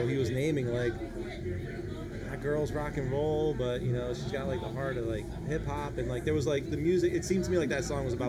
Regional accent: Pennsylvania, United States; You know, growing up outside of Philly, we used to listen to the …, you know, quite a bit too.

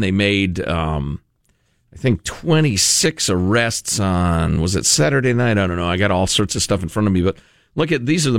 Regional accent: Italy; I was born in Italy

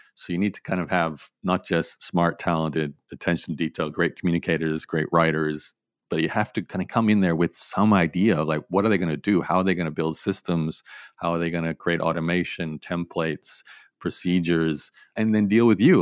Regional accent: Australia; I grew up in Australia, so it was very much an Australian-focused business

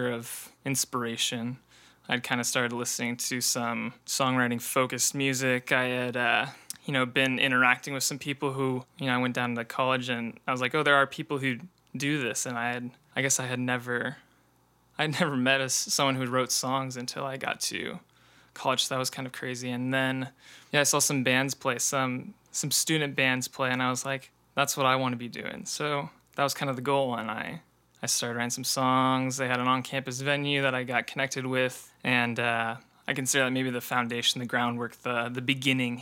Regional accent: Bay Area, California, United States; moved away as an adult; also born or lived in San Diego, California; now in Seattle, United States; I grew up in the Bay Area, so right between San Francisco and San Jose

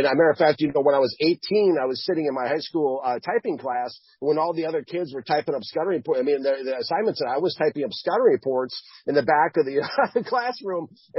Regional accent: Minnesota, United States; growing up in Minnesota.

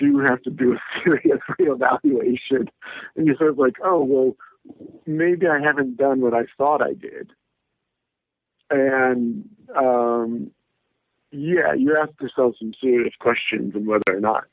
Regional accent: Lansing, Michigan, United States; I grew up in Lansing, Michigan.

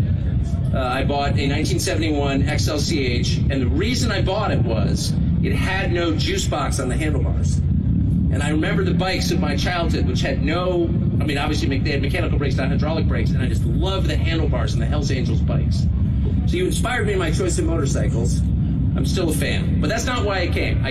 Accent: California, United States; now in Maine, United States; I'm from California. I grew up here

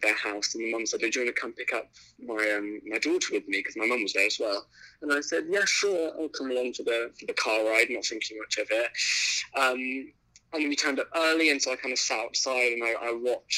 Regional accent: Singapore; the culture in the world that I grew up in Singapore

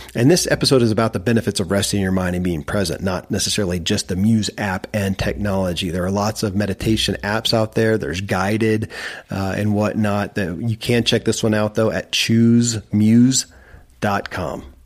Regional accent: Kentucky, United States; born or raised there

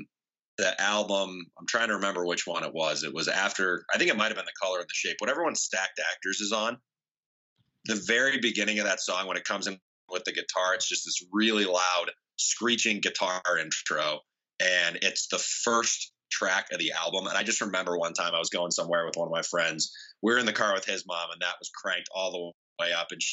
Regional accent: outside of St. Louis, Missouri, United States; moved away; I grew up outside of St. Louis

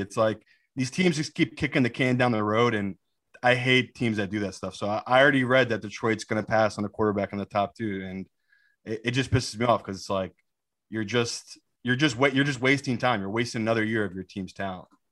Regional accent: England, United Kingdom; also born or lived in Miami, United States; my mom swooped me back to England

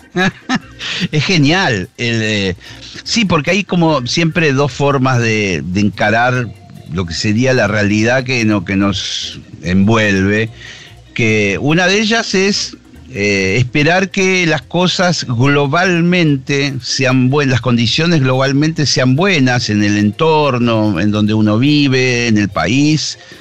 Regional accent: Argentina; somos nosotros los argentinos

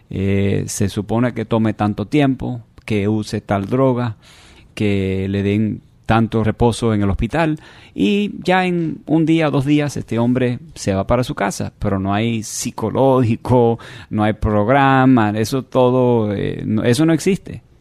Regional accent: Miami, Florida, United States; born there; Yo nací aquí en Miami.

